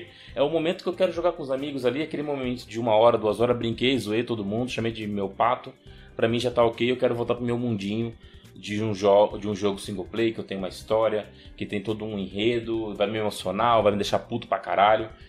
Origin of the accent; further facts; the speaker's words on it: Brazil; nós somos brasileiros